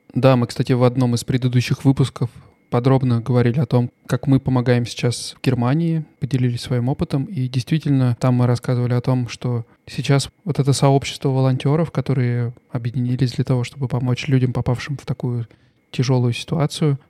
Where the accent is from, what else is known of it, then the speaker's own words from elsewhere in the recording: Russia; now in Stuttgart, Germany; я из России